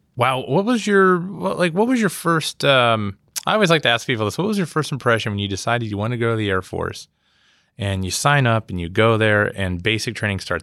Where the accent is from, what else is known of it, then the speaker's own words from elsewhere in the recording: Pittsburgh, Pennsylvania, United States; I'm from Pittsburgh